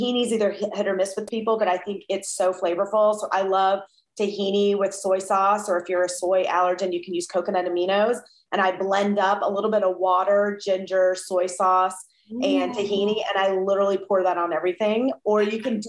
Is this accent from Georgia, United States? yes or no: yes; Georgia, United States; also born or lived in Atlanta; now in Southern California, United States; I'm from Georgia.